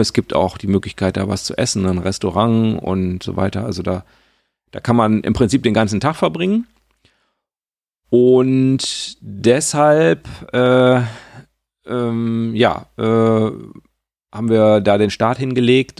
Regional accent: Sauerland, North Rhine-Westphalia, Germany; now in Lower Rhine, Germany; das ist so ein bisschen meine Heimat

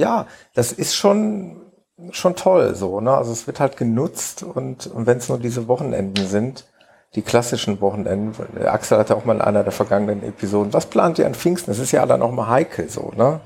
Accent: Mönchengladbach, North Rhine-Westphalia, Germany; in Mönchengladbach in meiner Geburtsstadt

